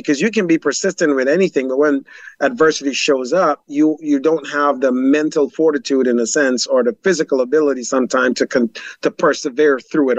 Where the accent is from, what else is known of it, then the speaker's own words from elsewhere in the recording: Jonestown, Guyana; born there; that all started in Guyana, South America. I was born in Jonestown